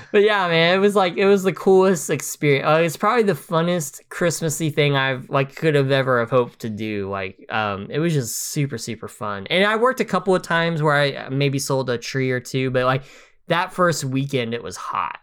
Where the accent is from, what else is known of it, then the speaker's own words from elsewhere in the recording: United States; being American